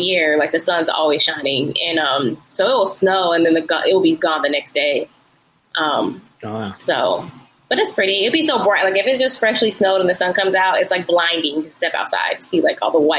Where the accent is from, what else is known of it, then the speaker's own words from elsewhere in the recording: Denver, Colorado, United States; moved away as an adult; also born or lived in Houston, Texas; now in Atlanta, United States; But growing up in Denver